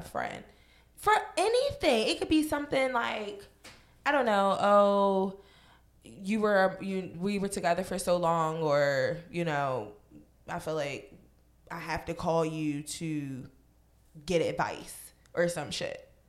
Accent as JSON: {"language": "English", "region": "Virginia", "country": "United States", "moved": "yes", "said": "I'm from Virginia"}